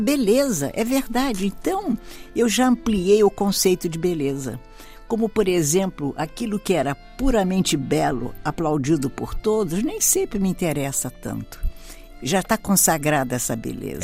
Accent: Brazil; nasci no Brasil e filha de galegos, de origem

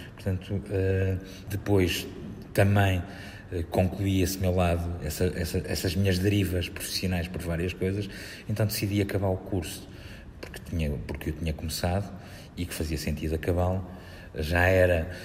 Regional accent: Vila do Conde, Norte, Portugal; also born or lived in Águeda, Bairrada; Foi lá que eu cresci. Não, sou, não, não nasci em Vila de Conde, mas eu, eu nasci em Águeda, eu sou bairradino

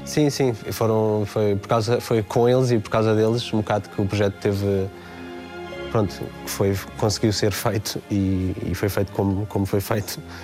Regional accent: Oeiras, Lisbon, Portugal; foi o sítio onde eu cresci, onde eu nasci, onde, onde passei toda a minha adolescência

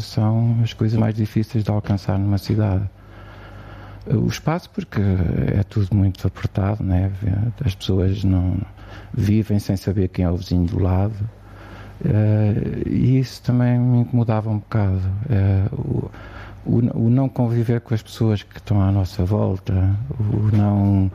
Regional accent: Figueiró dos Vinhos, Leiria District, Portugal; also born or lived in Lisbon; gosto muito de viver em Figueiró dos Vinhos

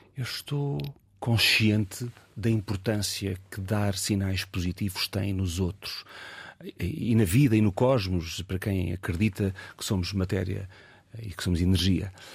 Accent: Algarve, Portugal; moved away as an adult; now in Lisbon, Portugal; eu ter vivido a minha adolescência toda no Algarve

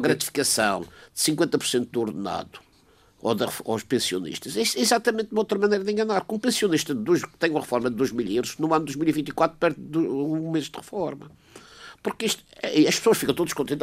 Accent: Portugal; eu, como português

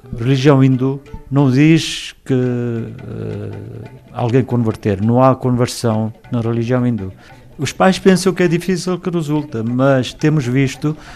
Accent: Mozambique; now in Lisbon, Portugal; Vim cá com meus pais, meus irmãos, minhas irmãs, praticamente nós todos viemos de Moçambique em 1980, 81, 82. Imigramos da Índia para Moçambique, isso deve ser do tempo de meu, meus avós.

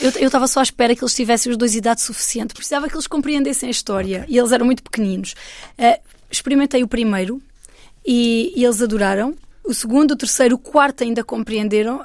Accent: Alentejo, Portugal; eu sou portuguesa e eu sou uma mulher do Alentejo.

